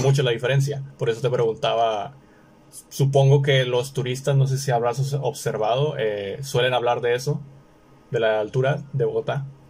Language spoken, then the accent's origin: Spanish; Monterrey, Nuevo León, Mexico; yo soy de Monterrey, del norte de México